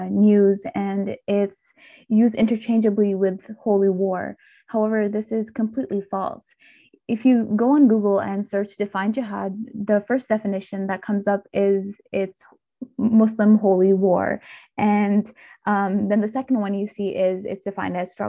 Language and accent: English; Mississauga, Ontario, Canada; also born or lived in Pakistan; I was born in Pakistan and grew up in Mississauga